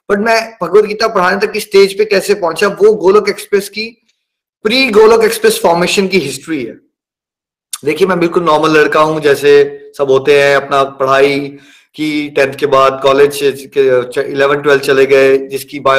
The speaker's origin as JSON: {"language": "Hindi", "town": "Chamba", "region": "Himachal Pradesh", "country": "India", "tie": "born there", "said": "मैं चंबा में 1981 में पैदा हुआ मिडिल क्लास फैमिली है"}